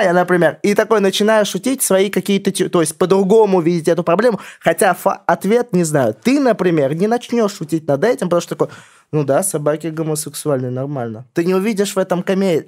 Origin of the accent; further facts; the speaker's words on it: Vladimir Oblast, Russia; я из Владимирской области сам